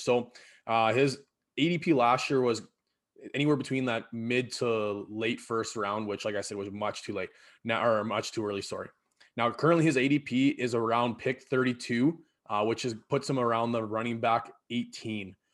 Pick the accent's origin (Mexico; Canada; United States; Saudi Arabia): Canada; Battleford, Saskatchewan; now in Prince Albert, Canada; I grew up in Battleford there